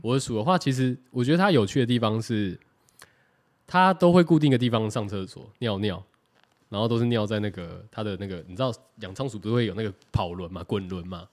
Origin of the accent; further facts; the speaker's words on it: Taiwan; 我们台湾人